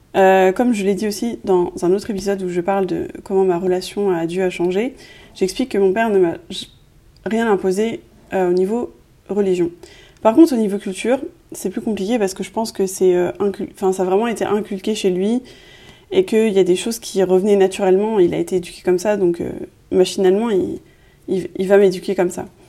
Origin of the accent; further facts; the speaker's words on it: France; je suis née en France